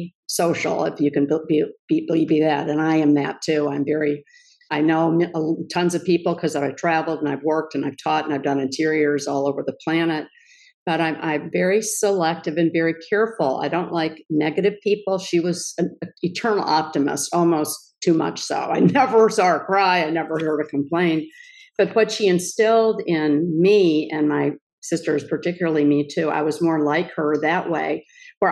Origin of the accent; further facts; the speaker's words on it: Kenilworth, Illinois, United States; I grew up outside Chicago in Kenilworth, Illinois